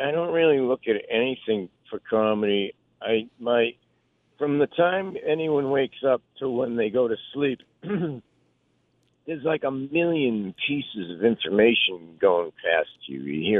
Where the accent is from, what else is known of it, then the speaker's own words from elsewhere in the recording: Philippines; also born or lived in Japan; I was born in Japan. I was raised in the Philippines.